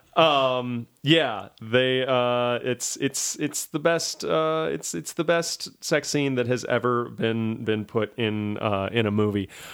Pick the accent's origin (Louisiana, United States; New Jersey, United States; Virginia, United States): Louisiana, United States; moved away; I am from, uh, the South. I'm from Louisiana.